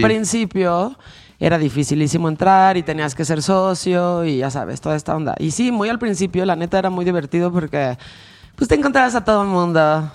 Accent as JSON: {"language": "Spanish", "country": "Mexico", "said": "como nosotros como mexicanos"}